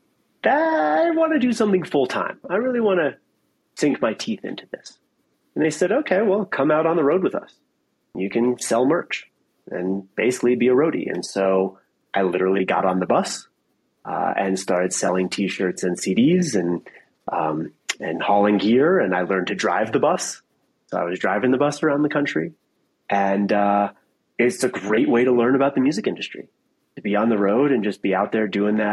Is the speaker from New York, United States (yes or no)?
yes; downstate New York, United States; moved away as an adult; also born or lived in Ithaca, New York / Colorado; I grew up in downstate New York